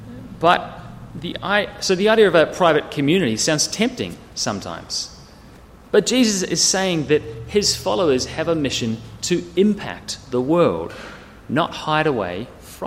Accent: near Wellington, New Zealand; now in Sydney, Australia; I grew up in New Zealand, and we used to live in a valley. It was a big valley near Wellington with hills either side.

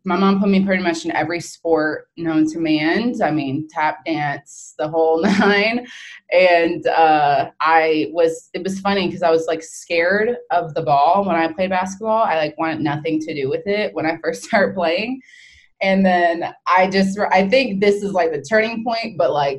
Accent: Florida, United States; now in South Carolina, United States; I'm from Florida

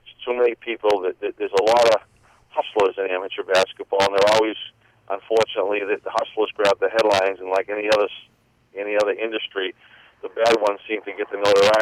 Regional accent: Boston, Massachusetts, United States; I had a guy who was kind of adopted by my family growing up in Boston

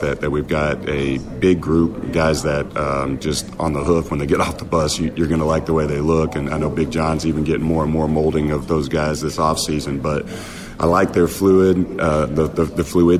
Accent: northeast Kansas, United States; moved away as an adult; also born or lived in Houston; now in Greenville, United States; Born and raised in Kansas, small town northeast Kansas, so my whole family's still there

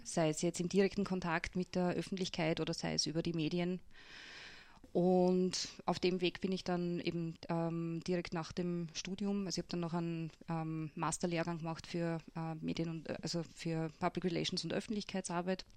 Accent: Lutzmannsburg, Burgenland, Austria; ich bin ja aufgewachsen in Lutzmannsburg auf einem Bauernhof

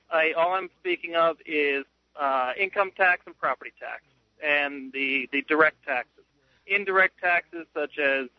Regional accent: Pennsylvania Dutch country, United States; I grew up in Pennsylvania Dutch country, and I've got Amish heritage.

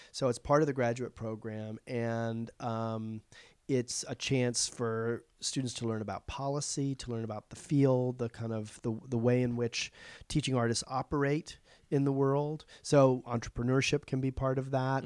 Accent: Charleston, South Carolina, United States; now in New York, United States; they do it in Charleston, which is my hometown

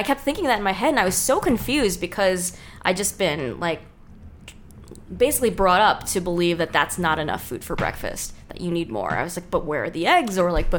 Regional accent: New York, United States; I grew up in New York

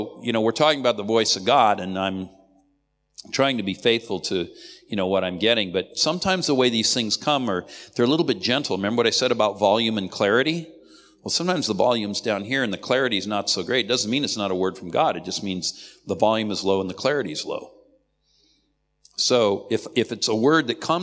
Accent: United States; I'm an American

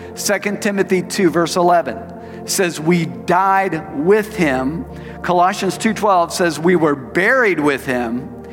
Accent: Tulsa, Oklahoma, United States; moved away as an adult; also born or lived in Phoenix, Arizona; I moved from Tulsa to Phoenix Arizona

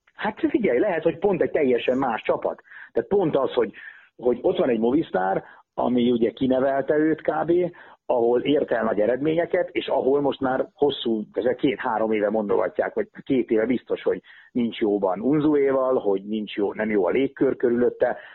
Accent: Hungary; mi magyarok vagyunk

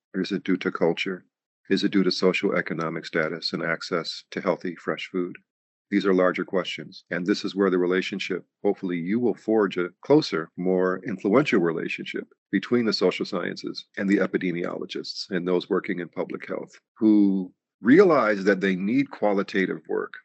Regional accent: New York, United States; in the community that I grew up in in New York

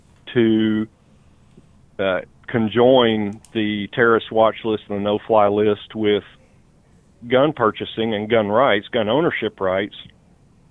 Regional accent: East Tennessee, United States; now in Northern Kentucky, United States; I live in northern Kentucky near the Cincinnati area right now, but I grew up in East Tennessee

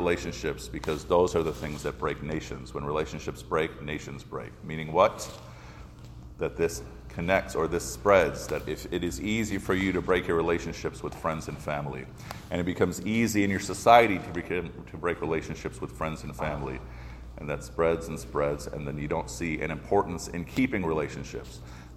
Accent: Chicago, Illinois, United States; When I was growing up in Chicago, way back in the 70s

